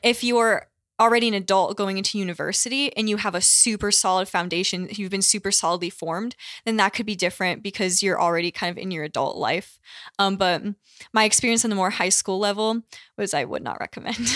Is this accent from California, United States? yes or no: no; Connecticut, United States; I grew up in Connecticut, which is not a very Catholic state